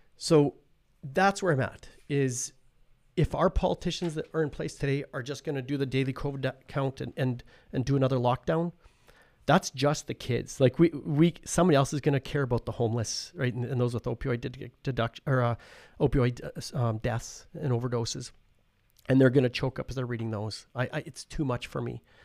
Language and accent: English; Paradise Hill, Saskatchewan, Canada; I'm from Paradise Hill